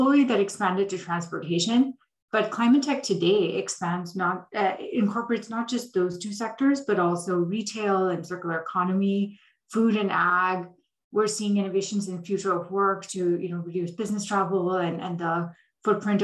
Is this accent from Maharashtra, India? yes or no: no; Delhi, India; moved away as an adult; also born or lived in Dubai, United Arab Emirates / Saudi Arabia / Columbia University, New York; I grew up in India and the Middle East. So I was born in India, lived in Dubai in Saudi Arabia for about half my childhood, and then moved back to Delhi for middle and high school